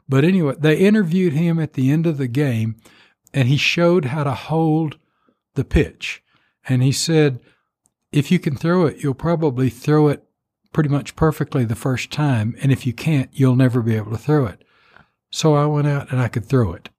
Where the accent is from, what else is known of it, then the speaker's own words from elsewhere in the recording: Post, Texas, United States; I got a job in the cotton mill in my hometown, Post Texas